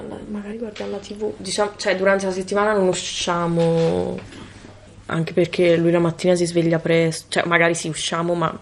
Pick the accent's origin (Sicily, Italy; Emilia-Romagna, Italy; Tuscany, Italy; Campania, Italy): Campania, Italy; province of Caserta; moved away as an adult; now in Bologna, Italy; sono qui a Bologna per l'università, perché sono di Caserta, cioè la provincia di Caserta